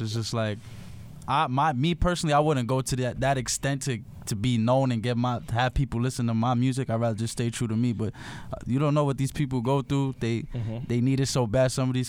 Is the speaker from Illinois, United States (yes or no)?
no; New York City, New York, United States; also born or lived in Virginia; Yeah, I was born and raised in the Bronx, but I went to Virginia for a year for my freshman year of high school. Mm. So I was away. I was living with my aunt and uncle.